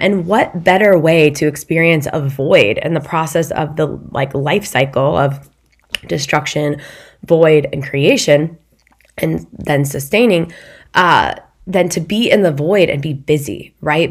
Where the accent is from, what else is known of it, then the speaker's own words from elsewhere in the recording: Midwest, United States; I'm from the Midwest